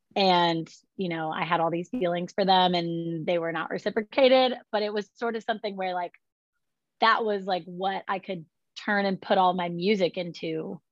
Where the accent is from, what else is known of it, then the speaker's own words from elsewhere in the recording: California, United States; now in Nashville, United States; I grew up in California